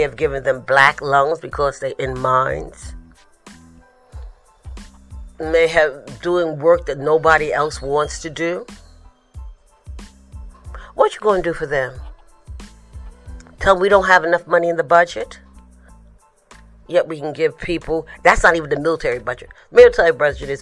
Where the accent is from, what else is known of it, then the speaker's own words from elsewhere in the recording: New York City, New York, United States; I'm from the Bronx